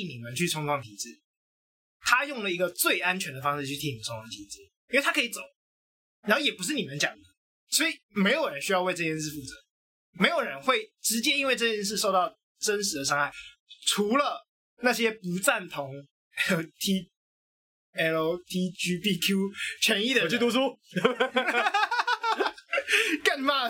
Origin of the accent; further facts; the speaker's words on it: Taiwan; 我认同我是台湾人